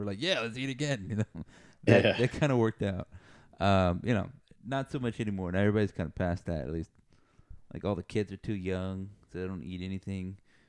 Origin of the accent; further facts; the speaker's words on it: Texas, United States; We're Texan, buddy.